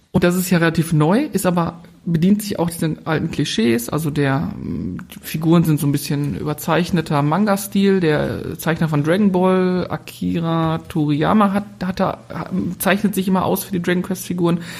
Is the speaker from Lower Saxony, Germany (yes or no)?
no; North Rhine-Westphalia, Germany; wir kommen ja aus dem Ruhrgebiet, also von daher.